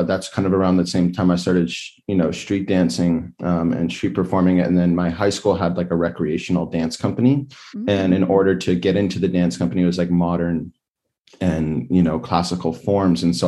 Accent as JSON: {"language": "English", "town": "Los Angeles", "region": "California", "country": "United States", "tie": "born or raised there", "said": "I grew up in Los Angeles, so I'd skateboard down to the Venice Beach Boardwalk"}